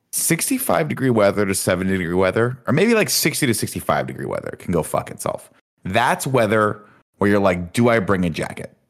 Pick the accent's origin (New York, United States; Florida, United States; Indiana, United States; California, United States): California, United States; Southern; I'm from Southern California